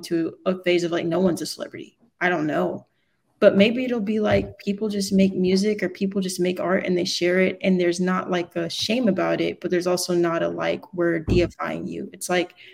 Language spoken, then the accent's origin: English; the South, United States; I grew up in the South